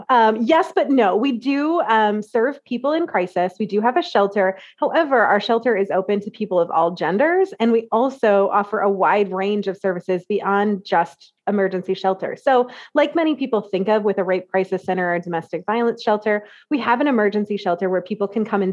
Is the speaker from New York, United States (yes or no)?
no; central Iowa, United States; I am from a teeny tiny small town in central Iowa